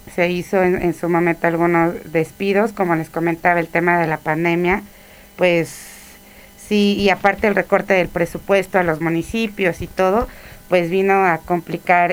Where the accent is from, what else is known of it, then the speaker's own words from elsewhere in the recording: Tlaxcala, Mexico; also born or lived in Tuxpan, Veracruz; Yo nací en Tuxpan, Veracruz, pero llegué a, Jarocha, Jarocha. Llegué a vivir a Tlaxcala desde los tres años.